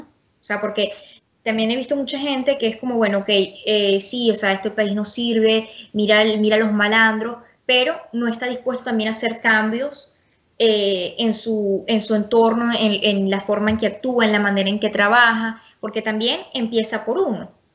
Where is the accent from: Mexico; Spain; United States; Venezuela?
Venezuela; a mí lo que me preocupa como venezolana